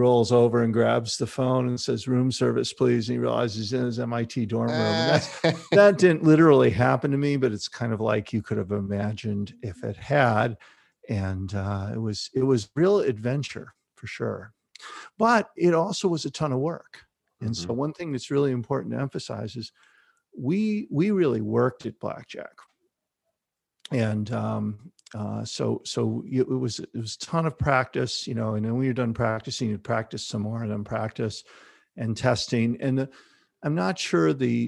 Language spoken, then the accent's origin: English; Chicago, Illinois, United States; So I grew up in Chicago, on the north side of Chicago. I went to Chicago Public Schools